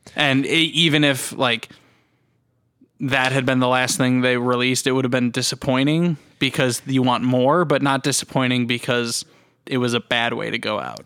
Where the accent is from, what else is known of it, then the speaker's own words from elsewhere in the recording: United States; we're American